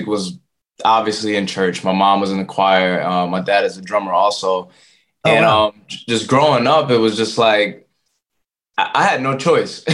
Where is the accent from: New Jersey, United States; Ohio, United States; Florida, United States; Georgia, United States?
New Jersey, United States; Voorhees; also born or lived in Philadelphia; So I was born in Voorhees, New Jersey, raised in New Jersey pretty much. I live in Philly for some parts, but raised in Jersey.